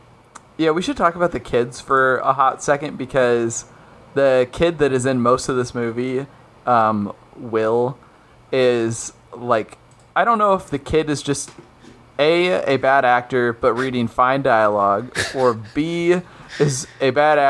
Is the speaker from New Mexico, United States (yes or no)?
no; New York, United States; That's my North Bath accent. Hey, I'm from New York.